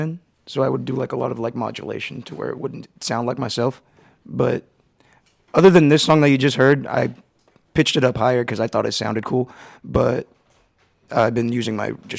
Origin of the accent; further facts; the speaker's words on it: El Paso, Texas, United States; now in Austin, United States; Yeah, El Paso, Texas.